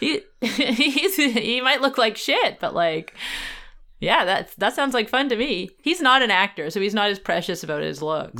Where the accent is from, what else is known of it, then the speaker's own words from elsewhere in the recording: Vancouver, British Columbia, Canada; moved away; it is my hometown